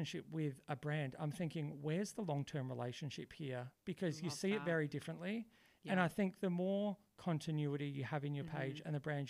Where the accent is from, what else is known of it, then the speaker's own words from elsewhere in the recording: Adelaide, South Australia, Australia; also born or lived in Melbourne; I'm born in Adelaide and I grew up in Adelaide.